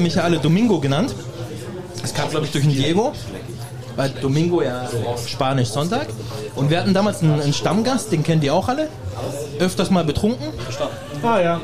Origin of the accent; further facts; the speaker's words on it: Germany; ich bin Deutscher